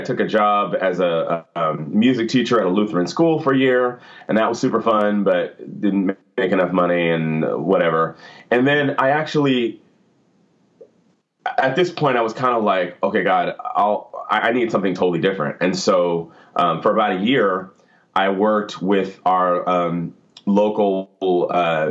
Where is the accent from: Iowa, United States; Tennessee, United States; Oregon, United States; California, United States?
Oregon, United States; Portland; now in Hillsboro, United States; I live in Portland, or actually I'm from Portland. Technically, I live in Hillsboro, which is a suburb